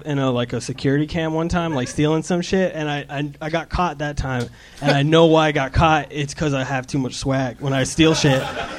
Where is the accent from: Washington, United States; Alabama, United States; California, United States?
Washington, United States; Seattle; now in Los Angeles, United States; I'm from Seattle.